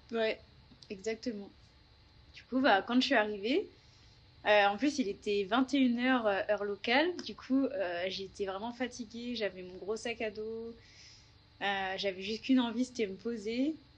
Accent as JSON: {"language": "French", "area": "Paris region, Yvelines", "region": "Île-de-France", "country": "France", "moved": "as an adult", "lives_now": "Melbourne, Australia", "said": "je suis française. Je viens de région parisienne, du 78"}